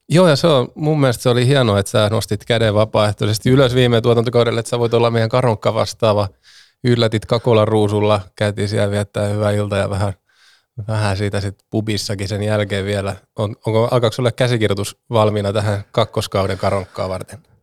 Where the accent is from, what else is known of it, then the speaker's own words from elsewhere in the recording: Turku, Southwest Finland, Finland; täällä minun kotikaupungissani